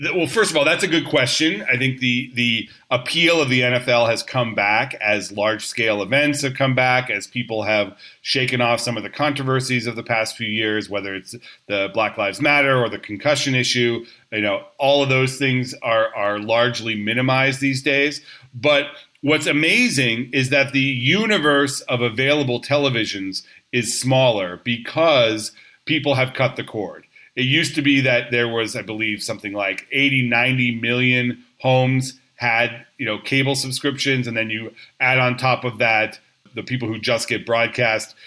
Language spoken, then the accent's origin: English; Orange County, Southern California, United States; I grew up in Southern California. I was a Rams fan when I was a, a kid. Even you know, I was in Orange County